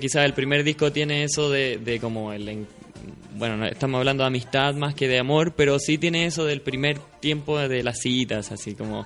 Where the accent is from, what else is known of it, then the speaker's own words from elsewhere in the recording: Talca, Maule, Chile; now in Santiago, Chile; yo soy de Talca